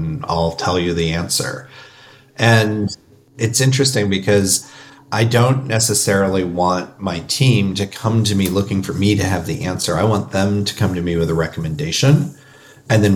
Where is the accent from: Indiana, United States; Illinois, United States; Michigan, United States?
Indiana, United States; I grew up in Indiana. My family was not from Indiana, but we moved into Indiana